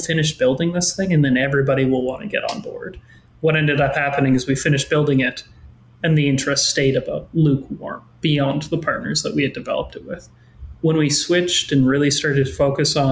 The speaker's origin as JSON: {"language": "English", "town": "Regina", "region": "Saskatchewan", "country": "Canada", "tie": "born or raised there", "said": "born and raised in Regina."}